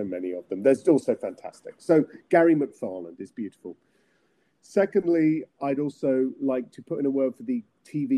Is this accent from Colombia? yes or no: no; England, United Kingdom; I'm English